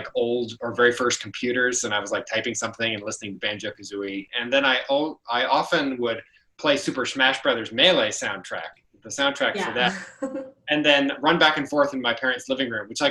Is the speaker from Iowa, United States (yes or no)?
yes; Indianola, Iowa, United States; I'm from Indianola, Iowa. I'm from the Des Moines metro area.